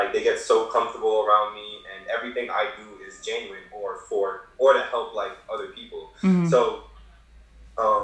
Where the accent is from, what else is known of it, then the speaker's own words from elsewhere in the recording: Kingston, Jamaica; I was born in Jamaica. I was born in like the ghetto of like Kingston, like a terrible part of Kingston. So I was really bad growing up